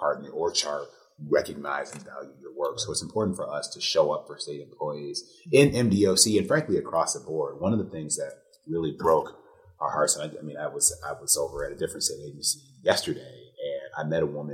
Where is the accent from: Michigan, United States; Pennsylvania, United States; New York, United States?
Michigan, United States; Detroit; I'm from Detroit